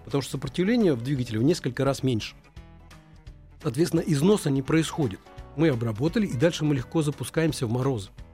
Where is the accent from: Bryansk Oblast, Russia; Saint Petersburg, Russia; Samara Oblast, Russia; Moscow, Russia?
Moscow, Russia; мы, москвичи